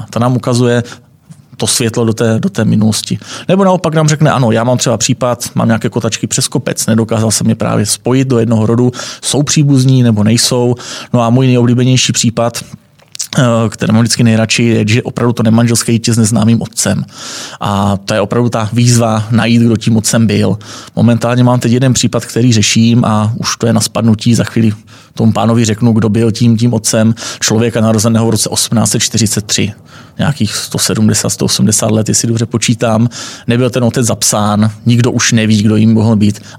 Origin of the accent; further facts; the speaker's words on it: Moravia, Czechia; Takže já jsem z Moravy, eh, hodně inklinu, že tam má ocovská linie, pochází z Jižní Moravy